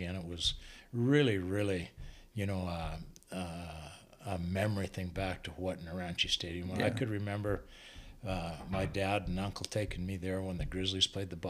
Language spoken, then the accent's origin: English; Butte, Montana, United States; moved away as an adult; also born or lived in Great Falls / Missoula; I was from Butte and an Irish Catholic on top of it.